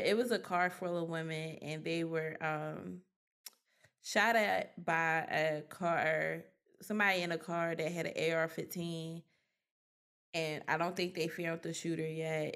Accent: Philadelphia, Pennsylvania, United States; accent: Philly; growing up in Philly, I seen a lot way before I realized what I seen

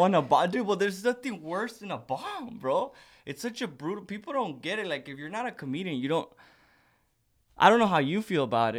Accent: Socorro, Texas, United States; I grew up right right by the border in Socorro, Texas, outside of El Paso

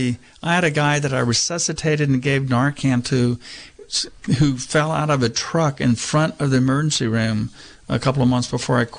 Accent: Texas, United States; now in Mendocino County, United States; when I was growing up in Texas

